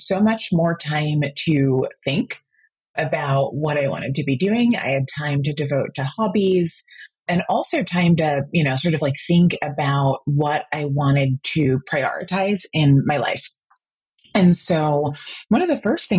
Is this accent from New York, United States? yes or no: no; New Jersey, United States; moved away as an adult; now in Washington, D.C., United States; I was born and raised in New Jersey, but moved down here about 12 years ago for work